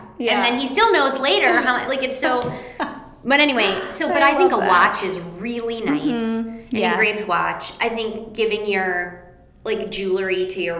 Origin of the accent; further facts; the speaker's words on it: Michigan, United States; because we're from Michigan